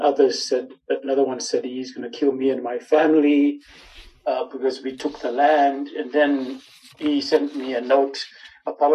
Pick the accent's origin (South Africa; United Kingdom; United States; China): South Africa; Johannesburg, Gauteng; When I was growing up in El Dorado Park, I got beaten up a lot